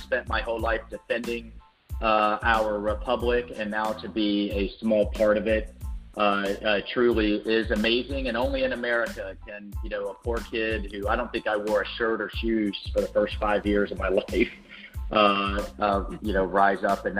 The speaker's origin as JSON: {"language": "English", "town": "Jacksonville", "region": "Florida", "country": "United States", "tie": "born or raised there", "said": "I'm a Florida native, which is a rare thing. I grew up in Jacksonville, just outside of a Navy base. I'm the son of a Navy chief"}